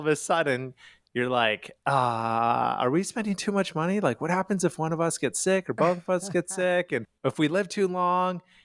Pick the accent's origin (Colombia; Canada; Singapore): Canada; Calgary, Alberta; moved away as an adult; now in United States; I am from Calgary, Canada